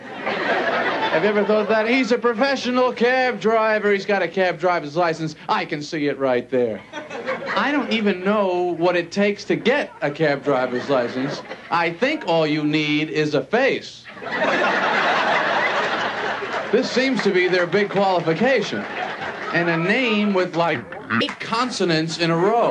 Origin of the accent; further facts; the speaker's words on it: Long Island, New York, United States; I'm from Long Island, parents live on Long Island